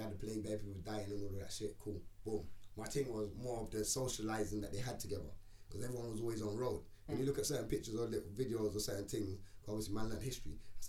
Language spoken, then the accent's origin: English; England, United Kingdom; also born or lived in Jamaica; I'm English.